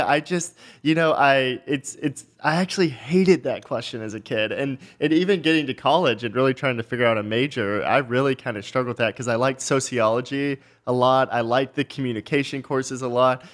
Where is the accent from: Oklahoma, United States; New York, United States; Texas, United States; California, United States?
Texas, United States; just north of Dallas; I grew up just north of Dallas, really small town, you know, one stoplight town.